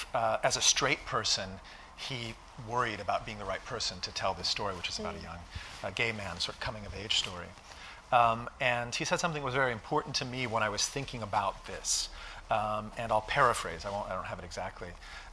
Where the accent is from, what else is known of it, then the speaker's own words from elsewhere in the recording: Indiana, United States; also born or lived in Singapore / London / Netherlands; I was born in Singapore, I lived in London, I lived in the Netherlands, and then at a certain point I was shipped to this farm in rural Indiana.